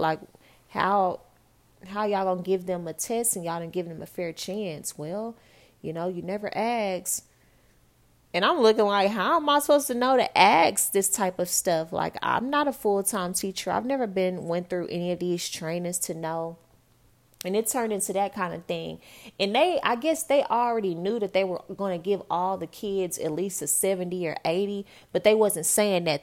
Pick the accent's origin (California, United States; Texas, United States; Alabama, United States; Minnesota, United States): Texas, United States; Dallas; also born or lived in New York; I'm from Dallas, Texas